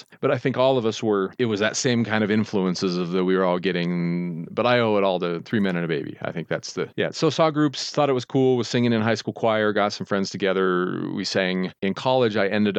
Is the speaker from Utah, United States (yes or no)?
yes; Utah, United States; And I grew up in Utah, very large Mormon families.